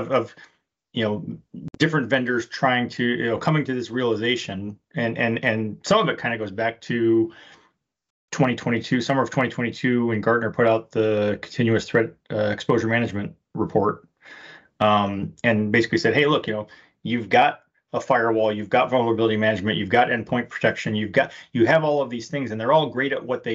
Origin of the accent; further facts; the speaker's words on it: Detroit, Michigan, United States; I grew up in Detroit